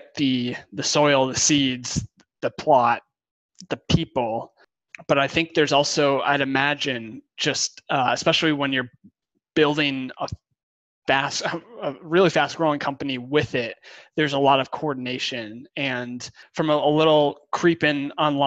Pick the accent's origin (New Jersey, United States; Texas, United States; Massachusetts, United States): Massachusetts, United States; Concord; where I grew up in Concord